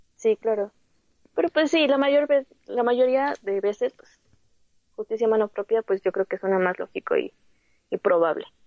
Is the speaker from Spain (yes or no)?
no; Mexico; somos mexicanos